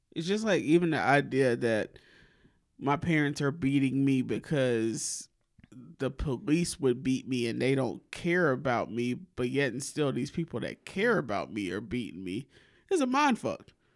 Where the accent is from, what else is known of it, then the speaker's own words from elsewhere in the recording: Alabama, United States; accent: southern; My people from Mississippi, I was raised in Alabama